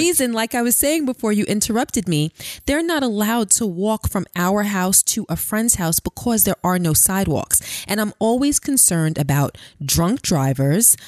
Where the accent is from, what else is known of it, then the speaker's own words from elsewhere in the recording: New York City, New York, United States; also born or lived in Queens; I grew up in Brooklyn and then Queens.